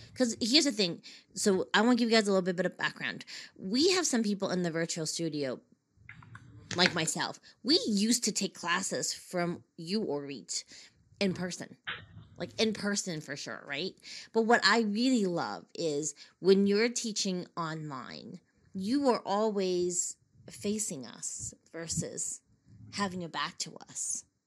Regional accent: Boston, Massachusetts, United States; my hometown in Boston

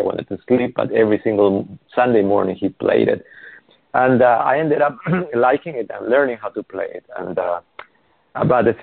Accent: Peru; moved away as an adult; now in Los Angeles, United States; I was born in Peru

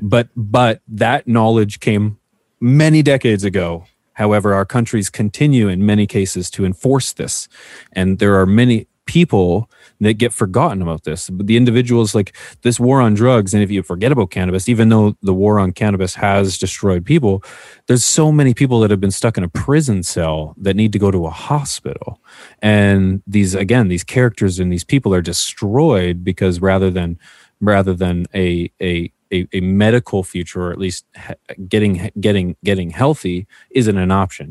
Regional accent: Canada; as a Canadian that I am

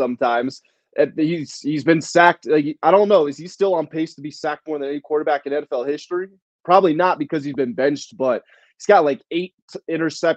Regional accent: Washington, D.C. area, United States; born or raised there; moved away

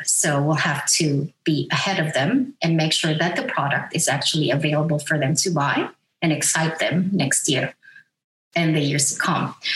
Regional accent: Philippines; moved away as an adult; now in Australia; I am from the Philippines. I'm a Filipina.

